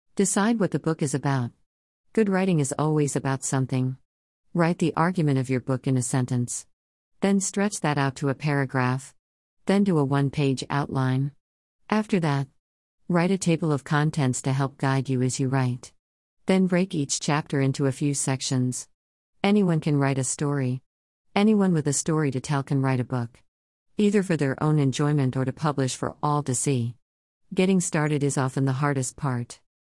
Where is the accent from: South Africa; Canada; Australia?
Australia; Melbourne, Victoria; I was born in Melbourne, Australia, 1954